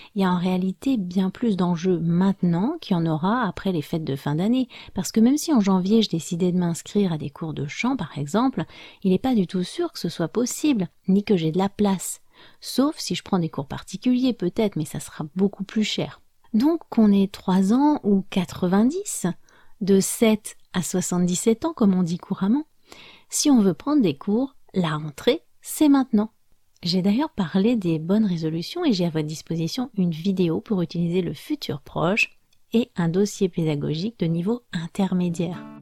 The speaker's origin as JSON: {"language": "French", "country": "France", "said": "je suis française"}